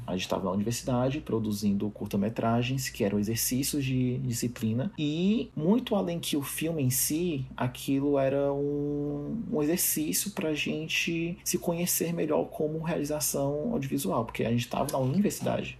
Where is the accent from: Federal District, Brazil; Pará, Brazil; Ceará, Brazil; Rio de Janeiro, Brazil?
Ceará, Brazil; Fortaleza; eu sou de Fortaleza